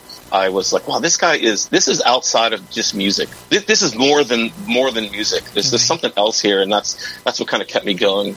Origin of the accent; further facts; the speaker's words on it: Pittsburgh, Pennsylvania, United States; I'm from Pittsburgh, Pennsylvania